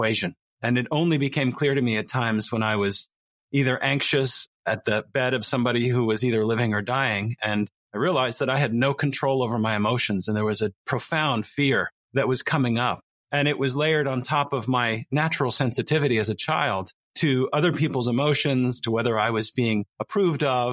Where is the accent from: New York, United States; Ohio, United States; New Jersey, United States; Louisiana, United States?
New Jersey, United States; study and service were very important in my family growing up in New Jersey